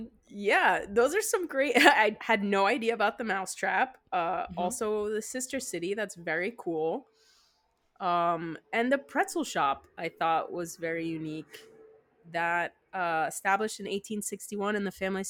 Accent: New Jersey, United States; growing up in New Jersey

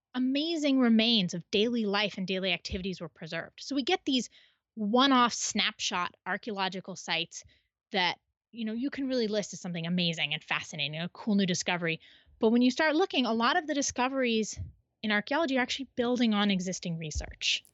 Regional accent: Midwest, United States; now in Western United States; I grew up in the Midwest

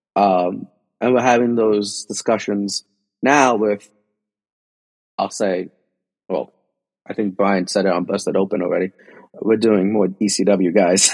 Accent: Union City, New Jersey, United States; I'm a kid from Union City, New Jersey.

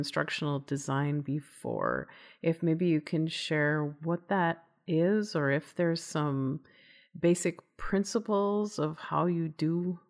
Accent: Midwest, United States; accent: Midwest; as you all can hear from my Midwest accent, I'm smack dab in the middle of the country in the Midwest

